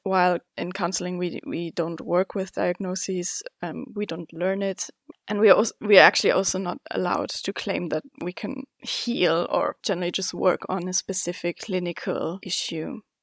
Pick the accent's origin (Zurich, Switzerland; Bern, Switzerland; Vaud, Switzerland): Zurich, Switzerland; also born or lived in China; I was born and raised here in Zurich in Switzerland